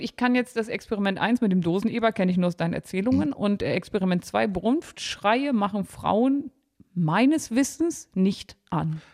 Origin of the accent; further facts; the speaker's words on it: Harz, Lower Saxony, Germany; ich komme ja aus Niedersachsen gebürtig